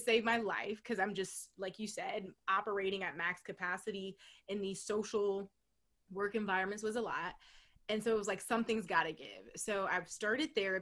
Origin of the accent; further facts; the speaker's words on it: Ohio, United States; moved away; I'm from Ohio. I'm a proud Midwestern girl